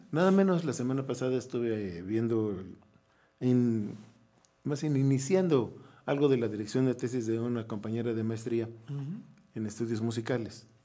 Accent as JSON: {"language": "Spanish", "region": "Querétaro", "country": "Mexico", "said": "A ver, espérate. Somos los queretanos los que hemos hecho la ciudad."}